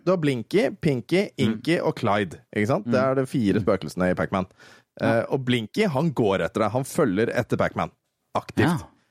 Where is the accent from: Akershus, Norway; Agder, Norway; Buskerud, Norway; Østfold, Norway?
Østfold, Norway; Våler; Jeg kommer jo fra Våler